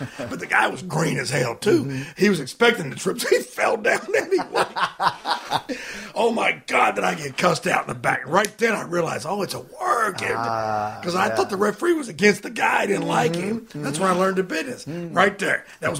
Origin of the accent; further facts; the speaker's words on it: West Virginia, United States; born there; I've been here pretty much my whole life, and I was born in West Virginia.